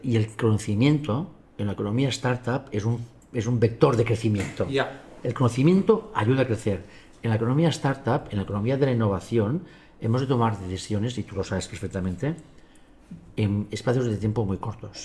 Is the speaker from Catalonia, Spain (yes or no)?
yes; Barcelona, Catalonia, Spain; yo vivo en la ciudad todavía, en mi barrio, Gracia. Así es. ¿eh? Que nació mi abuelo, mi padre, yo y mi hijo.